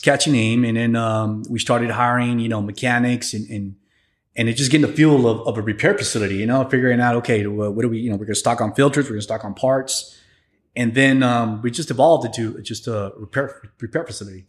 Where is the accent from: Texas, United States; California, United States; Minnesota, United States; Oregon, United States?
Texas, United States; San Antonio; also born or lived in Piedras Negras, Coahuila, Mexico; I was raised in San Antonio